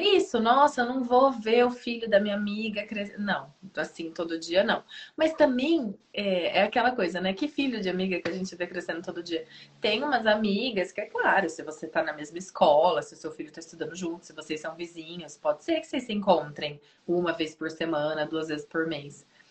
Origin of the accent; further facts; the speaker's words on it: Piracicaba, São Paulo, Brazil; also born or lived in Bauru; eu fui para Bauru, eu sou de Piracicaba, eu fui para Bauru uma pessoa. E eu voltei cinco anos depois, outra pessoa